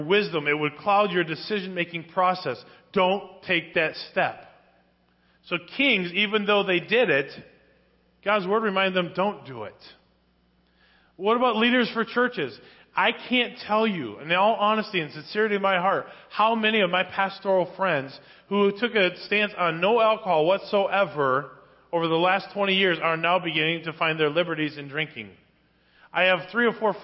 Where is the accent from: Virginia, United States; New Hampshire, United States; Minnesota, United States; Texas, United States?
Minnesota, United States; Spring Lake Park; Growing up in Spring Lake Park, Minnesota, as a youth, we lived right next door to a huge bar